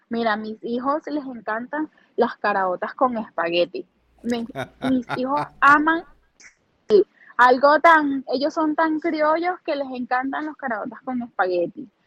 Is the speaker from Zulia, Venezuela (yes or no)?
no; Duaca, Lara, Venezuela; now in Columbus, United States; Mira, me llevaría a mi pueblo, me llevaría a, a Duaca